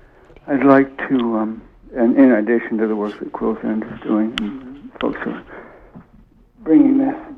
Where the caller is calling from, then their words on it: New York City, New York, United States; I'm calling from Brooklyn.